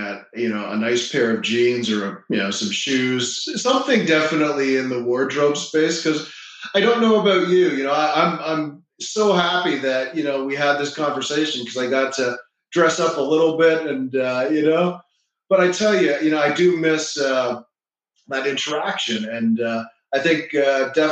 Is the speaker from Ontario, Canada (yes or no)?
yes; Toronto, Ontario, Canada; now in Florida, United States; I grew up in Toronto. Mm-hmm. And now I live in Florida